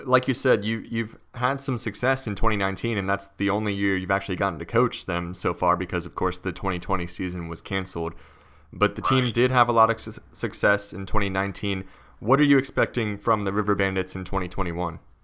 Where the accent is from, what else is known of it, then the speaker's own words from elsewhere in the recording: Harrisonburg, Virginia, United States; I'm from Harrisonburg